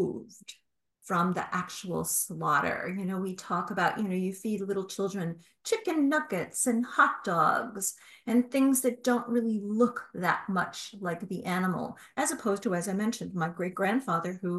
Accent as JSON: {"language": "English", "country": "United States", "tie": "born or raised there", "said": "growing up in the United States, when I did"}